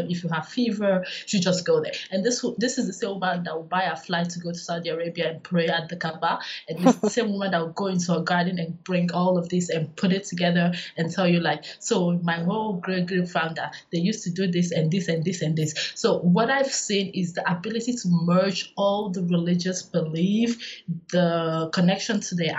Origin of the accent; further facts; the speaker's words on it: South West, Nigeria; also born or lived in Northern Nigeria; So I'm from Southwest, so I'm Yoruba, and I've lived most of my adult life not in Nigeria, but I've lived some of my formative years in the northern part of Nigeria